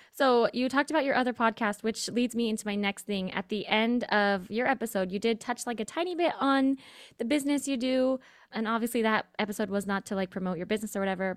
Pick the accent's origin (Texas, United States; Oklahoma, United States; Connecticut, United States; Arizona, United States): Arizona, United States; I'm from Arizona